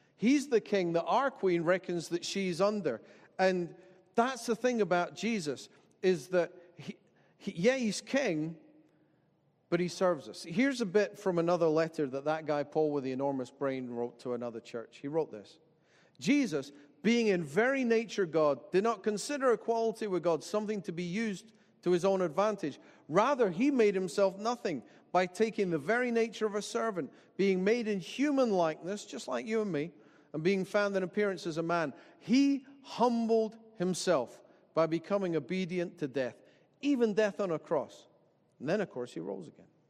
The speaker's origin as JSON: {"language": "English", "town": "Dalkeith", "region": "Scotland", "country": "United Kingdom", "tie": "born or raised there", "said": "I grew up in Dalkeith and that I went to Dalkeith High and Kings Park Primary"}